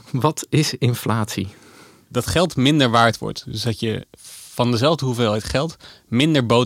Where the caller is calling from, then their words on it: Amsterdam, North Holland, Netherlands; uit Amsterdam.